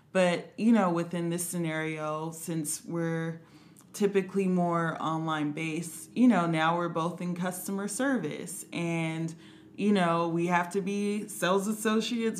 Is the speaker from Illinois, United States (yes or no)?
no; Compton, California, United States; I'm from Compton, California.